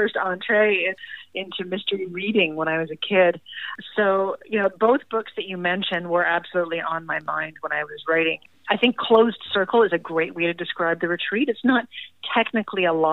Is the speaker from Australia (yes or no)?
no; Toronto, Ontario, Canada; moved away as an adult; now in St. John's, Canada; I've been in St. John's in Newfoundland for about 9 years, but I actually was born and raised in Toronto